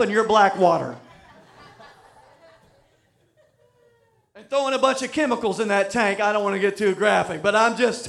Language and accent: English; Louisiana, United States; We're from Louisiana